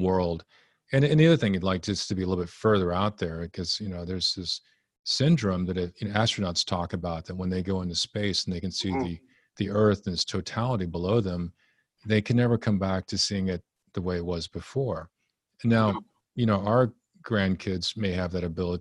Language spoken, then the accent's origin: English; Texas, United States; also born or lived in Japan; So I grew up in Texas